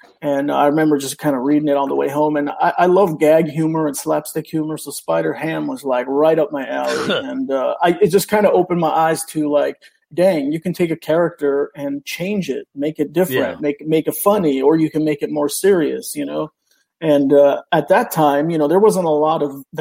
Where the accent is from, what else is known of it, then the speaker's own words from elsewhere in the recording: Oakland, California, United States; first language Spanish; English is a second language; I was born in Oakland, California, and have been pretty much in the area my whole life